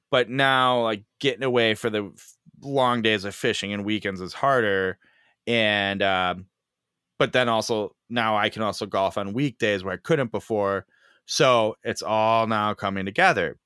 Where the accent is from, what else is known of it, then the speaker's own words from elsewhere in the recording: Chicago, Illinois, United States; I'm from Chicago